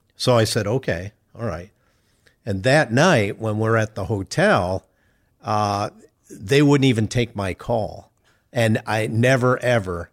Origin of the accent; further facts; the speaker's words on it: Chicago, Illinois, United States; moved away as an adult; now in Indianapolis, United States; I grew up in Chicago